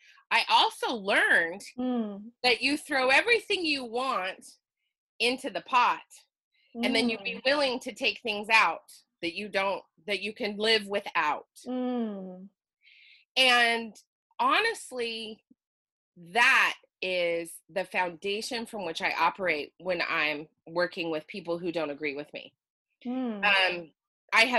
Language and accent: English; Utah, United States; moved away as an adult; now in Oregon, United States; I live in the lovely state of Oregon. And I was born and raised in Utah.